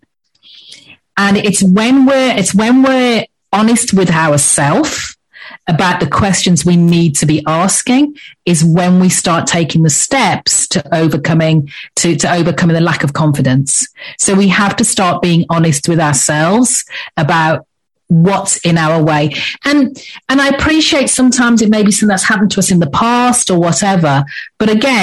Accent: England, United Kingdom; accent: English; moved away as an adult; now in Antigua, Antigua and Barbuda; As you can probably tell by my accent, I'm English, so I'm English born, but I've lived in the Caribbean for the past 10 years.

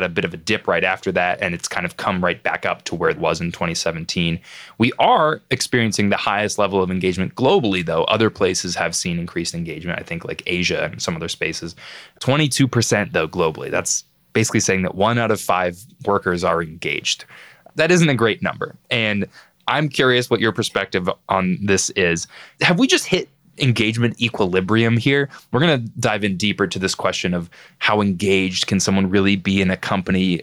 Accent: Boston, Massachusetts, United States; being a Bostonian myself

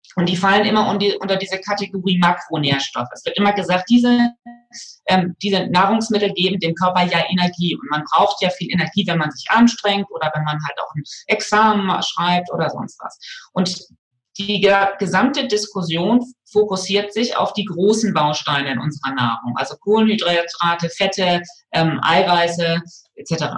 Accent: West Germany, Germany; in meiner Kindheit so in, in, in Westdeutschland

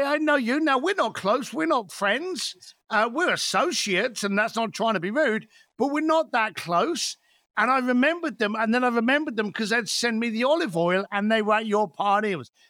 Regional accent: London, United Kingdom; The lovely sunny hills of East London.

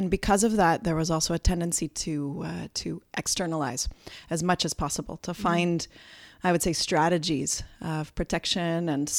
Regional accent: Brampton, Ontario, Canada; born there; And I was actually born here in Canada. And what's funny is that often when I come back, people ask me, where are you from? Because I have this funny accent that I don't hear, but is a bit of a mixture of all those years of not living on Canadian soil, I suppose.

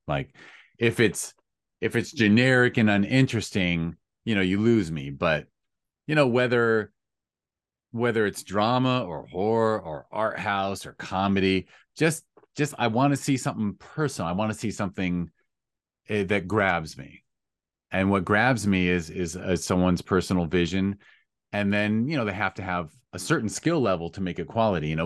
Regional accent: United States; I am an American

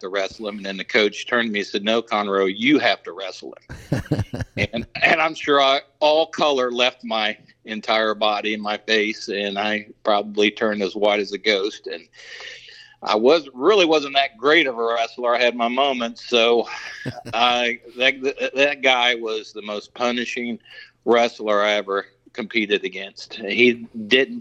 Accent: Germantown, Ohio, United States; I grew up in the Dayton, Ohio area in a small town called Germantown.

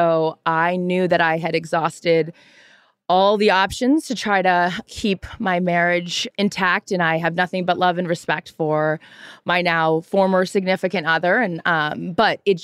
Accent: Seattle, Washington, United States; I'm from Seattle, Mariners fan

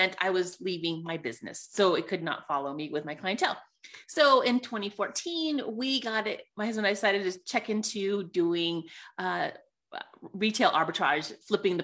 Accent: Sonoma, California, United States; moved away as an adult; now in Colorado, United States; I grew up in Sonoma, California, which is by Napa Valley

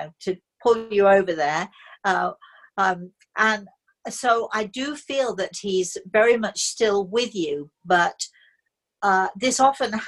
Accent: United Kingdom; I'm British

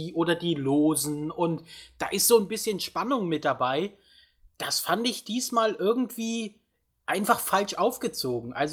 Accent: Halle, Saxony-Anhalt, Germany; ich komme ja aus Halle, deswegen war letzte Woche sehr viel los hier in unserem beschaulichen Städtchen, kann

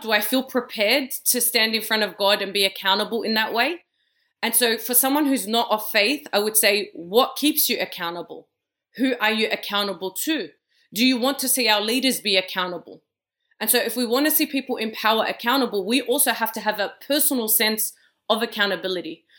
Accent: Australia; I was born and raised in Australia

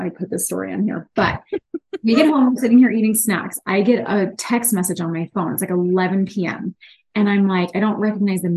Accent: Pittsburgh, Pennsylvania, United States; I'm from the East, from Pittsburgh

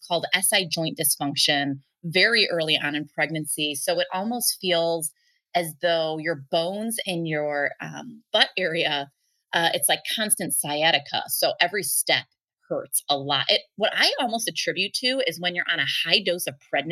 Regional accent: Chicago, Illinois, United States; So I grew up in the Chicago suburbs

